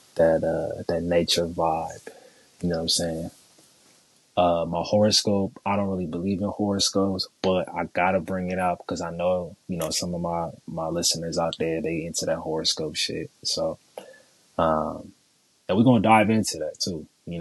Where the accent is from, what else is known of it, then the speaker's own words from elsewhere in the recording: San Jose, California, United States; born there; I was born in San Jose, California. You don't know where that's at. That's the Bay Area. That's the South Bay.